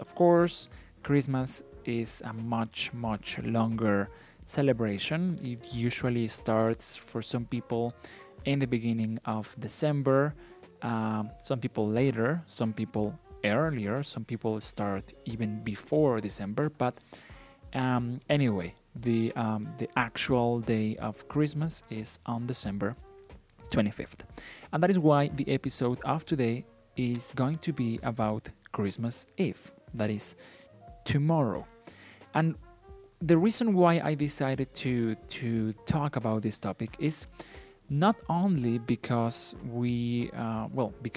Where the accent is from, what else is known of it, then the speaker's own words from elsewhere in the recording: Mexico; first language Spanish; English is a second language; I am from Mexico. I was born in Mexico and I live in Mexico, and my native language is Spanish.